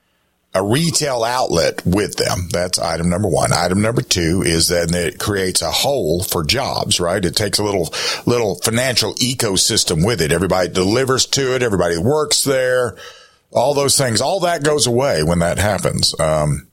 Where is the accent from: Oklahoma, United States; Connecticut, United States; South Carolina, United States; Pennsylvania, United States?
South Carolina, United States; I'm from South Carolina